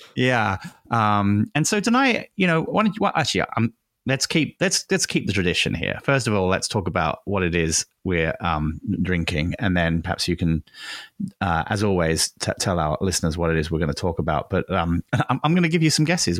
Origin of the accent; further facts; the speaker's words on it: England, United Kingdom; moved away; I grew up in England